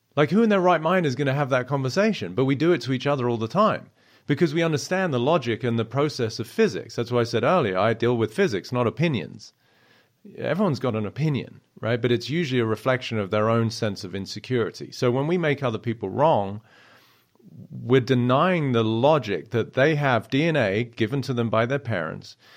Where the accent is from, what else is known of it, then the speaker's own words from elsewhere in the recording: South East England, United Kingdom; I grew up in Southeast England, and I was, uh, only child